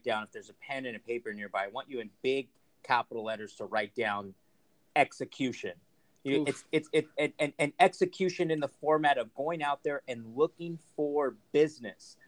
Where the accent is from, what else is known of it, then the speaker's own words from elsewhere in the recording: Rancho Cucamonga, California, United States; also born or lived in Los Angeles / Fontana; now in Orange County, United States; I actually grew up in Rancho Cucamonga, California